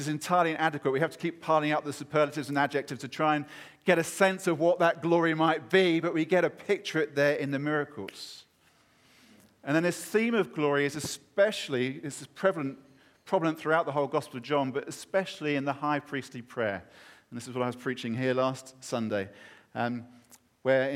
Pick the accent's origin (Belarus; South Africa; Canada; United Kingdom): United Kingdom; as a Brit